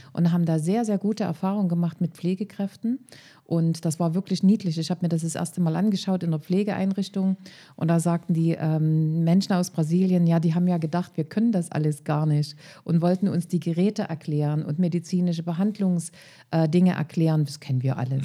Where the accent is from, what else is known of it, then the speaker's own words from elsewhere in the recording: Leipzig area, Saxony, Germany; Ich komme ja aus dem Leipziger Raum